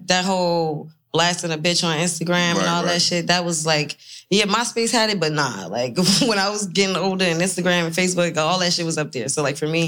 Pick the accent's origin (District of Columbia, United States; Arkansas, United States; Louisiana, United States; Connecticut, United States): Louisiana, United States; moved away; I actually am from Louisiana